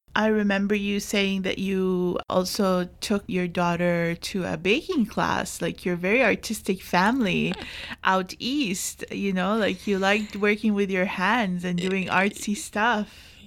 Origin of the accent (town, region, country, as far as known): Jordan; now in Canada